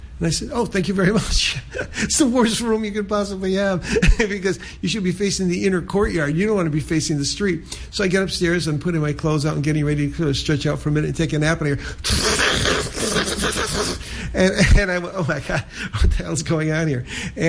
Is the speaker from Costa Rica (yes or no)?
no; United States; as an American citizen, I could go into East Berlin whenever I wanted to and spend 24 hours.